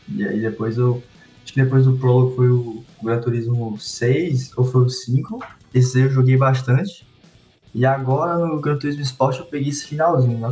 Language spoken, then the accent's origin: Portuguese; Teresina, Piauí, Brazil; eu sou natural de Teresina, no Piauí